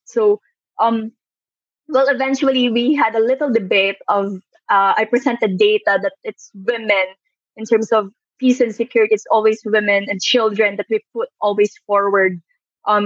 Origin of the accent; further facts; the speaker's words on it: Iloilo City, Western Visayas, Philippines; now in Manila, Philippines; growing up in Iloilo, living in Manila